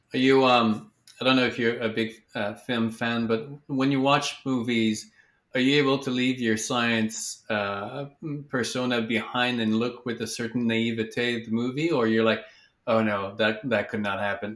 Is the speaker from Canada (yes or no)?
yes; Quebec, Canada; moved away; I'm from Quebec originally